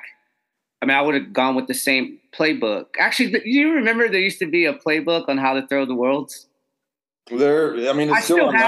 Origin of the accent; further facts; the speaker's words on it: Texas, United States; we're from Texas